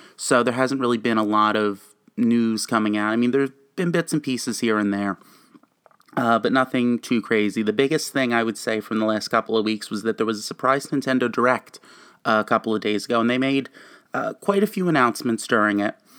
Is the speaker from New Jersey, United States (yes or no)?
yes; New Jersey, United States; I'm a gamer, and I am from New Jersey